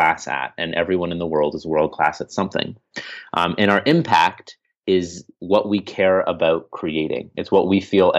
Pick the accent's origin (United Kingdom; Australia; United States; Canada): Canada; I'm from Canada, eh?